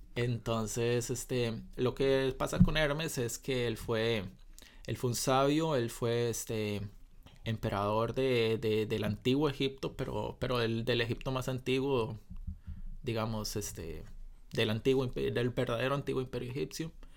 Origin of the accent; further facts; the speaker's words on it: Costa Rica; desde mi perspectiva como costarricense promedio